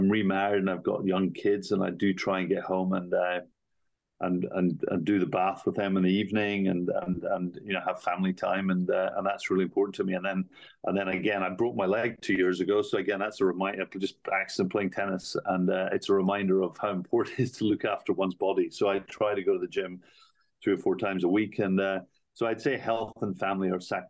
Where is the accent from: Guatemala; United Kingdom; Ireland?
United Kingdom; moved away; also born or lived in Asia / New York / London; I'm British, but I've worked mainly in Asia.